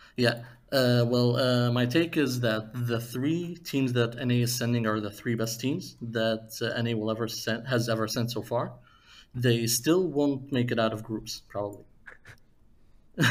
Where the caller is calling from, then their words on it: Aveiro, Portugal; I'm calling from uh, Aveiro, Portugal